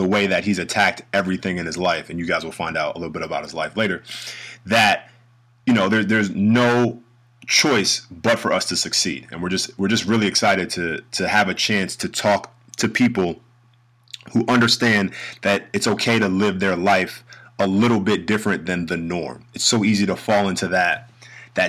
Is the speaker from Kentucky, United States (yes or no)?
no; New York City, New York, United States; moved away as an adult; now in Germany; I'm from the North, New York City, born and raised